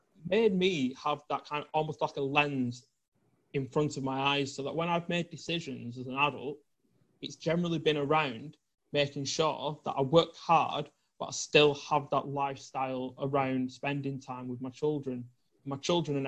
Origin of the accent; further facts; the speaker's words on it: the north of England, United Kingdom; I grew up in the north of England